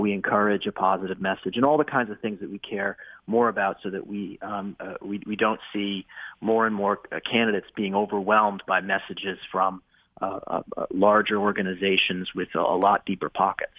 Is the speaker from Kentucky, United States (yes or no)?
no; Maine, United States; in my hometown here, or at least uh, across the across the way in the next town over, up in up in I'm in Maine